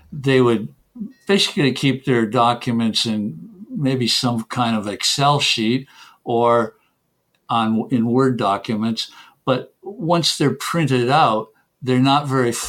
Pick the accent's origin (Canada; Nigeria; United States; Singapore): Canada; first language English; moved away; English is my mother tongue, of course. I came from Canada